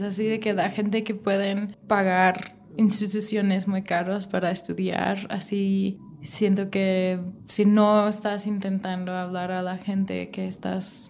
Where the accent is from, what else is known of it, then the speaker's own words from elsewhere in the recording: United States; Spanish is a second language; now in Mexico; yo soy gringa, yo vivo aquí